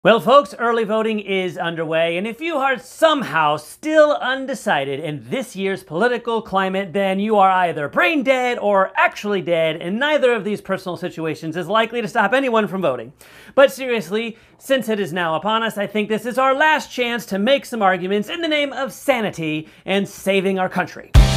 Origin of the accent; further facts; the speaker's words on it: Florida, United States; here in my home state of Florida